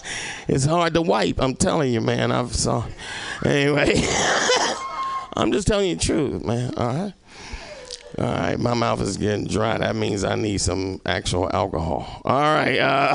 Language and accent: English; Little Rock, Arkansas, United States; when I moved here, I came from Arkansas, right? I came from Little Rock, fucking Arkansas, the land of opportunity, all right? My opportunity was fucking leaving, all right?